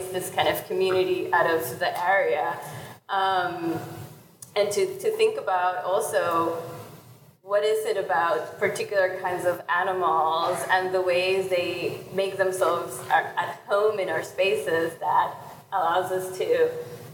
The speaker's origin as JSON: {"language": "English", "country": "Puerto Rico", "said": "I'm from Puerto Rico, and almost all the animals we have there are invasive species"}